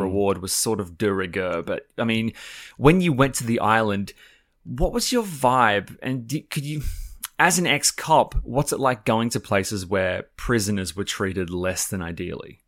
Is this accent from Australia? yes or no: yes; Australia; part of being Australian is being very much aware of the whole convict thing